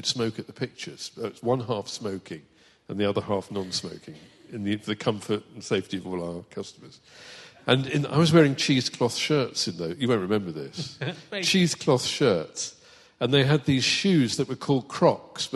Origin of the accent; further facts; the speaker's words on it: Kettering, East Midlands, United Kingdom; also born or lived in Northampton; I love Kettering. It's where I'm from